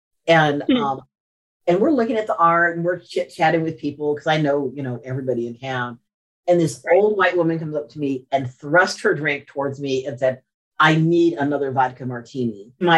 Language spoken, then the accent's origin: English; Morocco; now in Charleston, United States; I was born in Morocco.